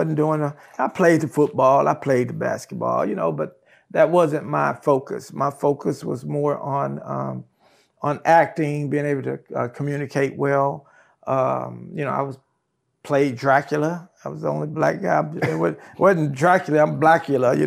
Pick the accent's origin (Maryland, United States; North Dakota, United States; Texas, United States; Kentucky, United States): Texas, United States; Brookshire; also born or lived in California / Katy, Texas; I'm from a little town here in Texas called Brookshire, Texas.